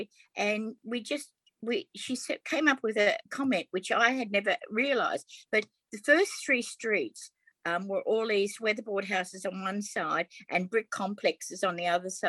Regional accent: Melbourne, Victoria, Australia; I grew up in Aberfeldy

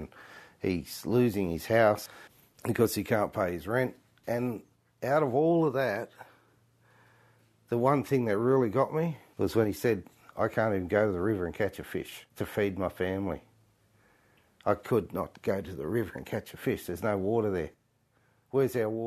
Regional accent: Menindee, New South Wales, Australia; I was born in Menindee

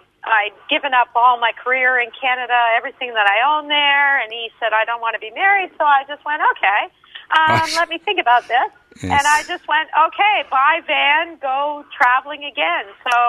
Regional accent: Australia; I'm pretty Australian

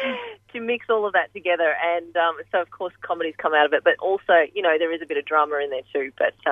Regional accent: Frankston, Victoria, Australia; I grew up in Frankston, and my parents are from Pakistan, and they're Chinese and Indian and Portuguese

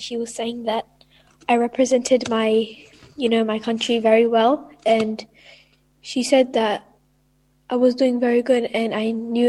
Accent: Ethiopia; now in Australia; I'm Ethiopian.

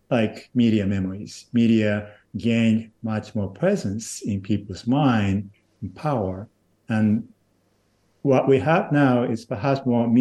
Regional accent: Japan; moved away as an adult; also born or lived in United States; now in Nashville, United States; I was born and raised in Japan. I was there till age 26

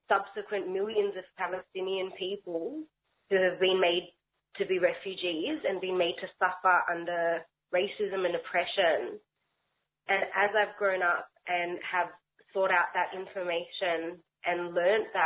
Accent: Melbourne, Victoria, Australia; I grew up in Melbourne's Jewish community

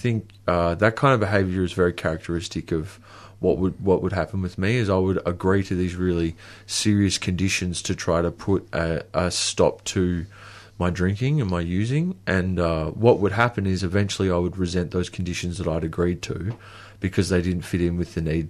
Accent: Queensland, Australia; So I was actually from Queensland. I think I thought that if I went back to a place where I'd felt home, that I would be home.

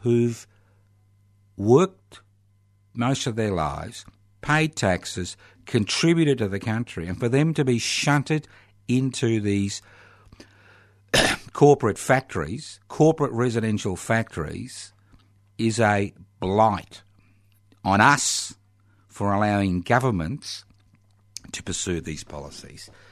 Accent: Australia; we in Australia

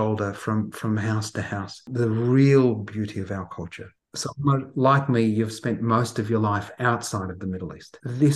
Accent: Australia; So I was born in Australia. I can take my children to see the primary school I went

